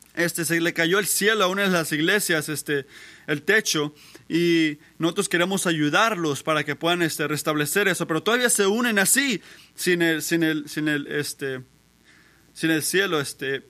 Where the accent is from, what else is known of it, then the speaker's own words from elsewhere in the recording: Puerto Rico; moved away; yo crecí en Puerto Rico